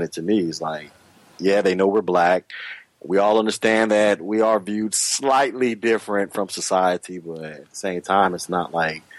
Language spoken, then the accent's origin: English; Florida, United States; I grew up in Florida. So I'm in the dirty South